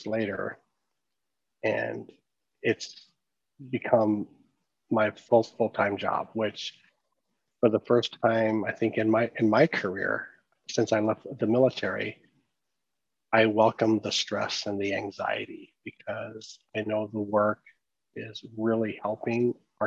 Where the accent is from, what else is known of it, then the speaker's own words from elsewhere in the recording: Southeast Alaska, United States; I am from Metro Capital of British Columbia in Southeast Alaska